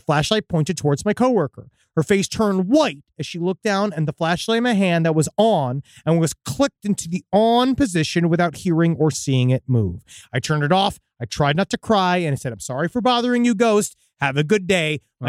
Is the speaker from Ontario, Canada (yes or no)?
no; Oak Island, Nova Scotia, Canada; Now, while growing up in Oak Island, I've always known the legend of six people dying looking for this treasure, which is true.